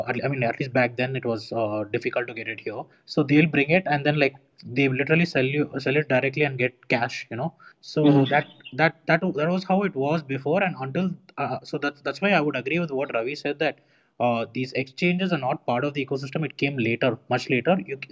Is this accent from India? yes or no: yes; Bangalore, Karnataka, India; I'm from Bangalore